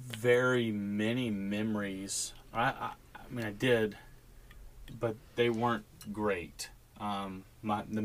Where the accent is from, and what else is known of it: Texas, United States; born or raised there; also born or lived in Hobbs, New Mexico